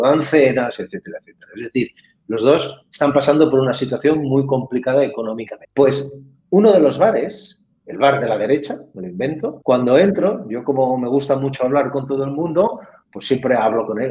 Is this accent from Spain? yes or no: yes; Catalonia, Spain; yo soy, catalán también